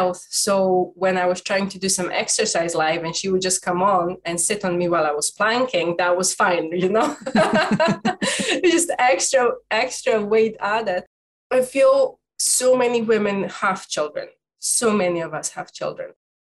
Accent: Dundee, Scotland, United Kingdom; I'm from Dundee in Scotland.

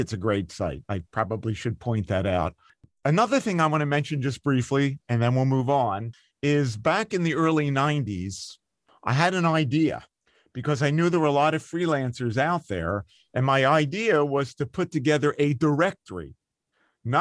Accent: Philadelphia, Pennsylvania, United States; I'm from Philadelphia

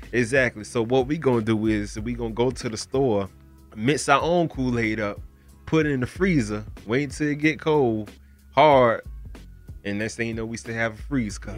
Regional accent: Broward County, Florida, United States; I'm from Florida. I'm from Broward County

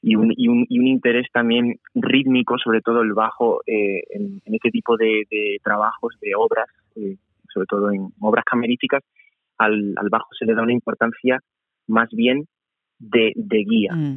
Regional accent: Seville, Andalusia, Spain; moved away; yo soy de Sevilla

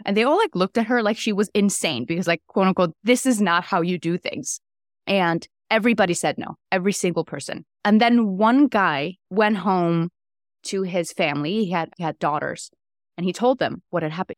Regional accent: Iceland; moved away as an adult; also born or lived in New York City, United States; now in Atlanta, United States; I am originally from Iceland

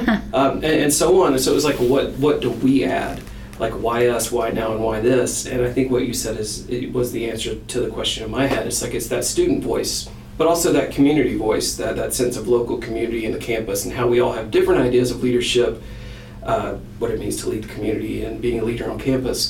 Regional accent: Birmingham, Alabama, United States; moved away as an adult; also born or lived in Illinois / Iowa; now in Fayetteville, United States; I'm originally from Birmingham, Alabama. I lived there for a while.

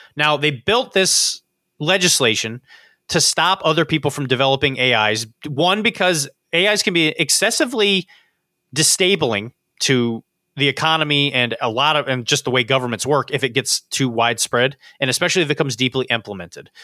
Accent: Florida, United States; moved away; I grew up in Florida, so I know things about Florida that you don't know

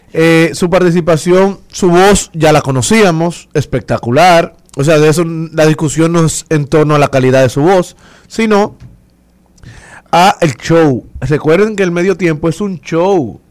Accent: Dominican Republic; somos los dominicanos

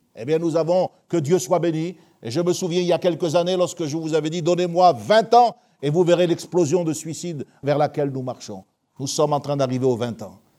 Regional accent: France; nous sommes européens et nous sommes français

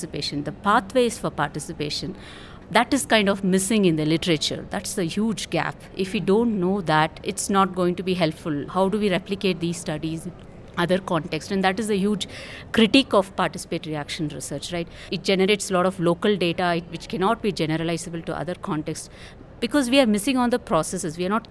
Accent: India; from India.

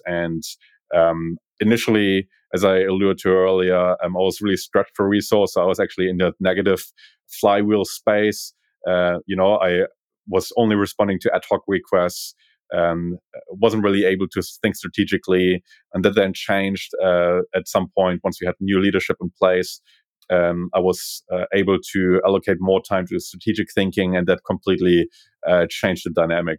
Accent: Berlin, Germany; English is a second language; moved away as an adult; now in Australia; I'm originally from Berlin

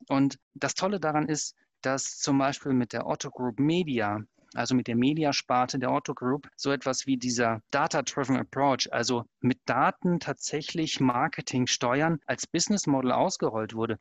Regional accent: Germany; ich als Deutscher

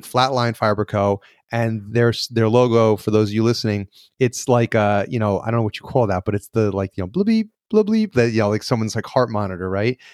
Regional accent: the North, United States; now in New York, United States; I was born and raised in the North

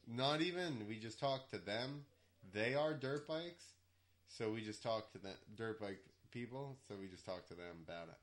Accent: New Jersey, United States; moved away as an adult; now in Georgia, United States; I was from New Jersey

